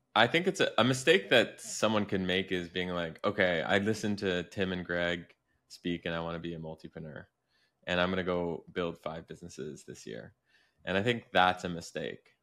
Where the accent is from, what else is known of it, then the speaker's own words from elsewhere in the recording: Canada; I grew up in Canada, which isn't exactly, like, New York City